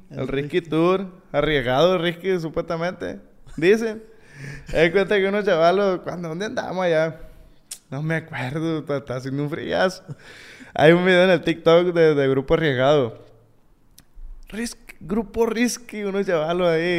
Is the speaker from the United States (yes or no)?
yes; United States; born there; Yo nací, fíjate, yo nací en Estados Unidos.